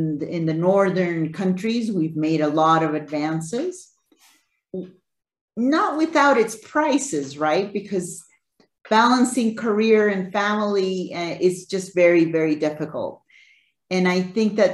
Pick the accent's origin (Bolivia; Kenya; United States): Bolivia; moved away; I'm originally from Bolivia. So Bolivia, we're a mining country, right? I was brought up in the mining sector